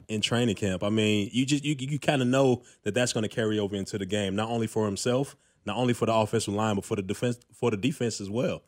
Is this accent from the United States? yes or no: yes; Chicago, Illinois, United States; moved away as an adult; also born or lived in Fargo, North Dakota / New Jersey / Colorado / Houston; now in Kansas City, United States; I grew up in Chicago